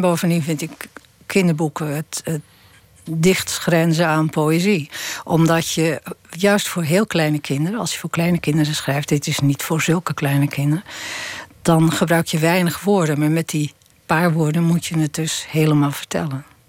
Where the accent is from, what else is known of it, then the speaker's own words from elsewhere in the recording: Texel, North Holland, Netherlands; moved away; ik leefde in de oorlog. Ik kom van Tessel